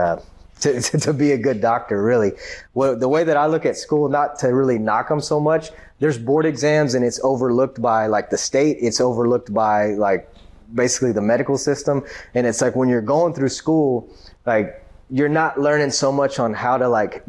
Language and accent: English; Grand Prairie, Texas, United States; I'm from Grand Prairie. I went to South Grand Prairie High